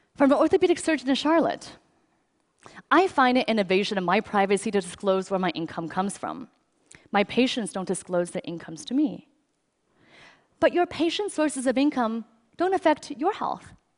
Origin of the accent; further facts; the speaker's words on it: China; now in United States; I grew up in China